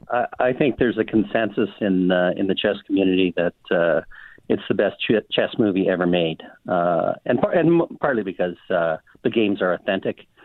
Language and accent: English; Miami, Manitoba, Canada; I grew up in Miami, Manitoba